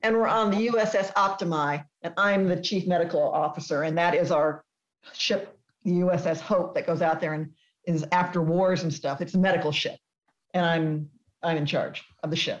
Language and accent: English; Texas, United States; I grew up in Texas